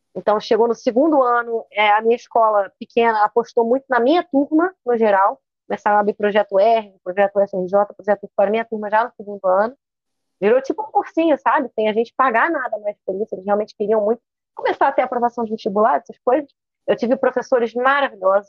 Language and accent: Portuguese; Niterói, Rio de Janeiro, Brazil; eu sou de Niterói, no Rio de Janeiro, e estudei praticamente aqui a vida inteira